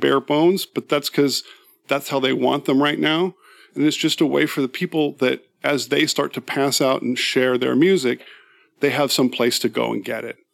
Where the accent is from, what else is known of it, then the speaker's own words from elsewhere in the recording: San Francisco Bay Area, California, United States; moved away as an adult; now in Seattle, United States; I grew up in the San Francisco Bay Area.